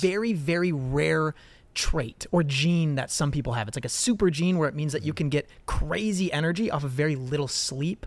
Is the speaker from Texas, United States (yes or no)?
no; Southern California, United States; growing up in the United States, growing up in Southern California